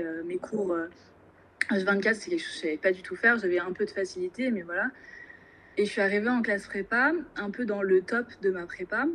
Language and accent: French; Normandy, France; also born or lived in Angers / Rouen; je viens de Normandie où je suis actuellement. Donc j'ai passé 18 années de, ma vie en Normandie